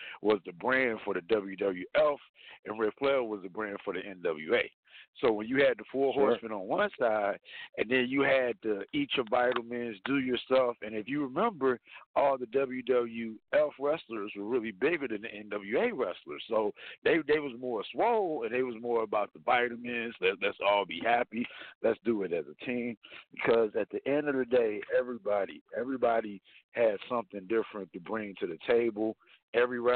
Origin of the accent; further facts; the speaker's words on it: Las Vegas, Nevada, United States; I'm from Las Vegas